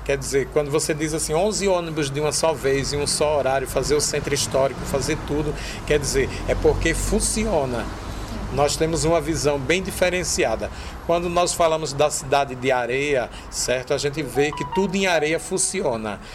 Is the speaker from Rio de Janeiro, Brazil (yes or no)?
no; Pernambuco, Brazil; also born or lived in Natal, Rio Grande do Norte; now in Rio Grande do Norte, Brazil; eu sou pernambucano, moro no Rio Grande do Norte